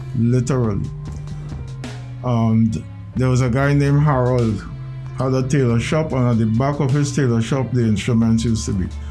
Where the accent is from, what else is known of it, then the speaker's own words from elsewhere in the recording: Port of Spain, Trinidad & Tobago; I was born in the Jackman's residence, 10 Schuler Street, East Dry River, next to Rosella School